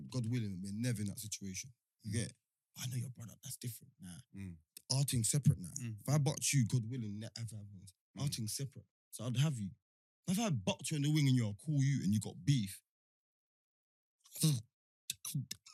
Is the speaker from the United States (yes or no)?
no; London, United Kingdom; I'm from Central East. I'm from close to the city